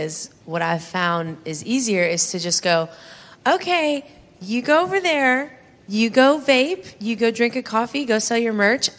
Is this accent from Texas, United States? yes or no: yes; Texas, United States; I'm from Texas